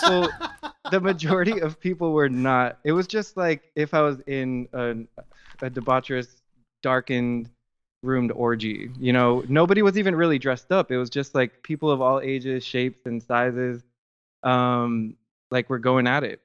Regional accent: Miami, Florida, United States; moved away as an adult; also born or lived in South Georgia / Thomasville, Georgia; now in New Orleans, United States; I grew up in Miami, Florida, uh, for the majority of my life

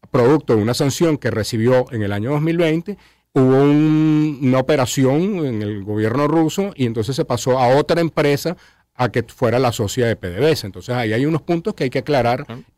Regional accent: Caracas, Capital District, Venezuela; uno como caraqueño no lo siente

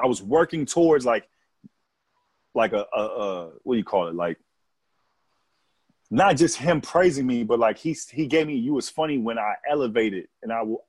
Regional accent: California, United States; born there; I said, "Man, I was born in California."

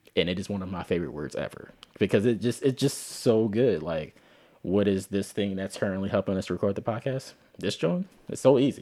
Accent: Philadelphia, Pennsylvania, United States; accent: Philly African-American vernacular; I'm not from the South, but I'm from Philly

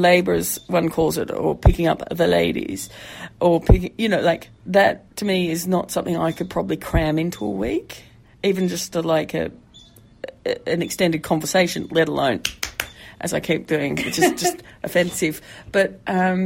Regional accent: Tasmania, Australia; I hail from a place called Tasmania

